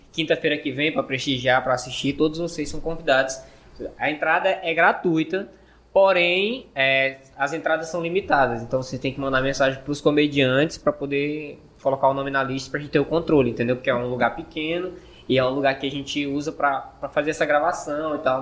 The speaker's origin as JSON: {"language": "Portuguese", "region": "Northeast Region", "country": "Brazil", "accent": "nordestino", "said": "meu sotaque de sé que eu, que eu sou nordestino"}